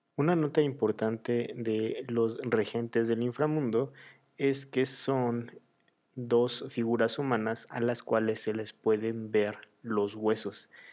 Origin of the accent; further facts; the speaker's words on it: Mexico; mi celebración favorita de todas las costumbres que tenemos en México